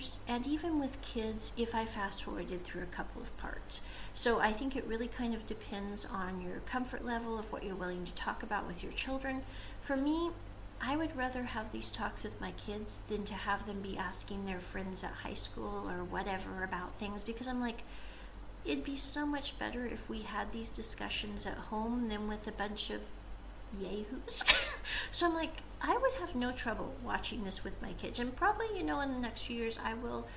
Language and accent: English; United States; moved away as an adult; now in Asia; I'm an American and I always will be